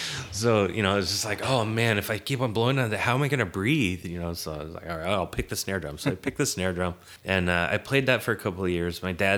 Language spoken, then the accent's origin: English; Seattle, Washington, United States; Well, I grew up in Seattle area.